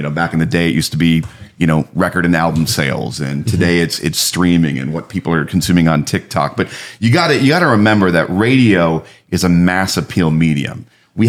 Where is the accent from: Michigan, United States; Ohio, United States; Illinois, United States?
Illinois, United States; just outside of Chicago; also born or lived in Milwaukee / New York City / Orlando / Tampa; now in Miami, United States; I grew up just outside of Chicago.